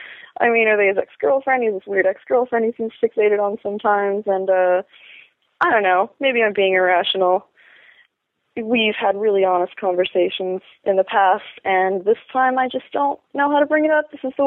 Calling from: Portland, United States; Hi, Dan. I'm … from Portland.

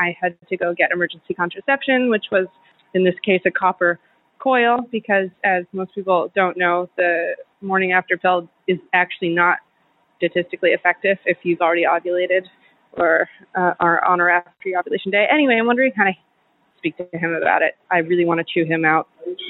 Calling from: New York, United States; Hi, Dan. I'm calling you from New York. I am a 30-year-old woman working in the field of reproductive health

